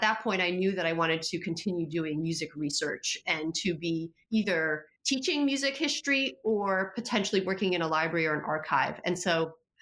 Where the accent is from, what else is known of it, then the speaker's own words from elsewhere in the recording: Poland; moved away; I speak Polish because I was born in Poland and my entire family's in Poland